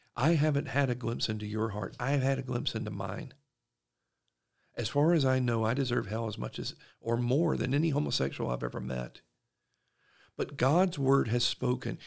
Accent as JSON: {"language": "English", "region": "South Georgia", "country": "United States", "moved": "yes", "lives_now": "Utah, United States", "said": "I'm from South Georgia"}